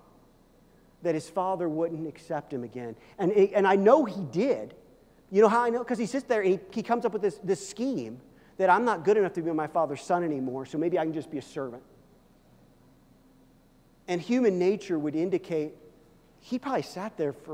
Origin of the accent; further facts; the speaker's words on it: Midwest, United States; moved away; I came from the Midwest